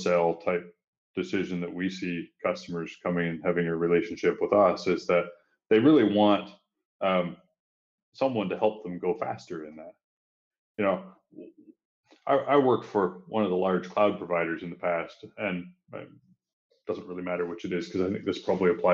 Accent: Ontario, Canada; accent: Canadian; now in Singapore; I grew up in a small town about 2 hours east from Toronto, where Justin is. So my accent does have that Canadian tinge to it

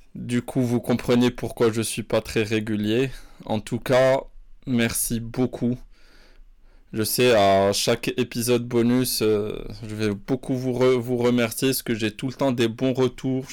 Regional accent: Morocco; je suis né, j'ai vécu au Maroc

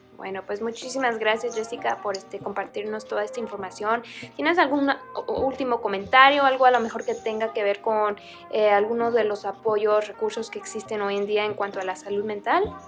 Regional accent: Mexico; now in Vancouver, Canada; nosotros como mexicanos estamos acostumbrados a otro tipo de clima

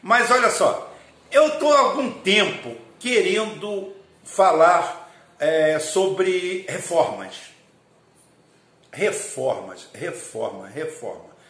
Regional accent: Rio de Janeiro, Brazil; born there; Eu nasci no fim do mundo, eu nasci no fim do planeta, eu nasci à, à beira do Rio São João, no longínquo ano de 1963, no Rio de Janeiro, talvez 120 quilômetros da capital

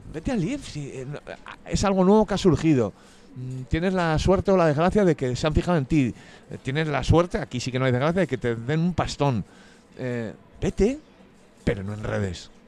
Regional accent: Madrid, Community of Madrid, Spain; Soy de Madrid, de los madriles. De en medio, además

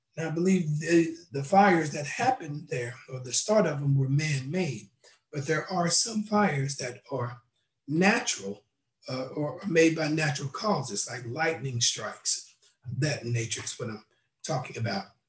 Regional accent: Knoxville, Tennessee, United States; I was uh, born in Knoxville, Tennessee

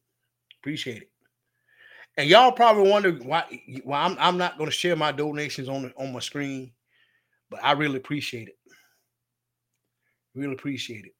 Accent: Batesburg-Leesville, South Carolina, United States; My hometown, y'all. Batesburg, Leesville

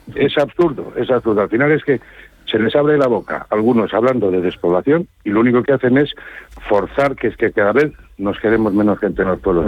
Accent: Saldaña, Castile and León, Spain; mi pueblo y en la provincia

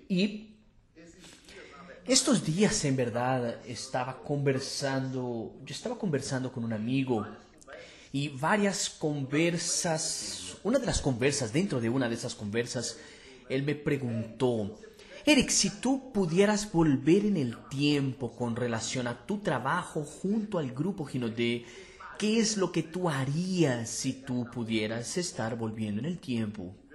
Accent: Fortaleza, Ceará, Brazil; Para quien no me conoce, soy de Fortaleza, hará ya emprendo desde 2006.

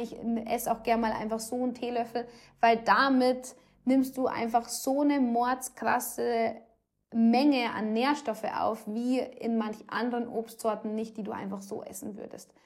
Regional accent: Rosenheim, Bavaria, Germany; bei uns in Rosenheim

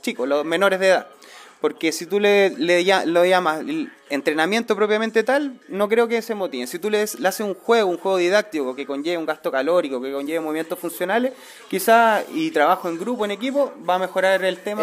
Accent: Placilla, Valparaíso, Chile; soy de Placilla, vivo ya hace 10 años acá en el sector

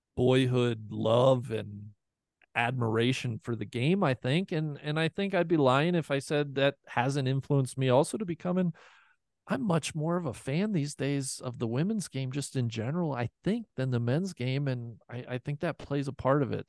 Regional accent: Cincinnati, Ohio, United States; moved away as an adult; now in Colorado, United States; my hometown of Cincinnati, Ohio

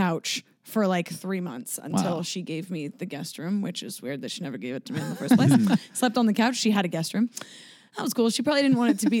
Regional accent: Los Angeles, California, United States; also born or lived in San Diego; I was born in San Pedro, which is like 30 minutes away from here, mm-hmm. but it's still Los Angeles County.

